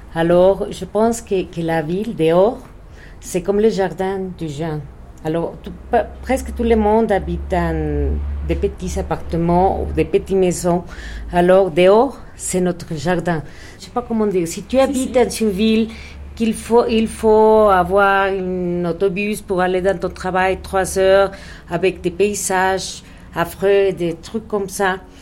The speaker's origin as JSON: {"language": "French", "region": "Mexico City", "country": "Mexico", "tie": "born or raised there", "second_language": "French", "said": "je suis née ici au Mexique"}